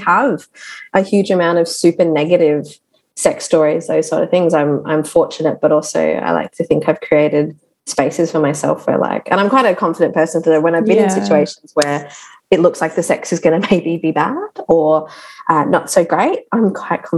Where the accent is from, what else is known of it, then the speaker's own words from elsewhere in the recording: Darwin, Northern Territory, Australia; I grew up in Darwin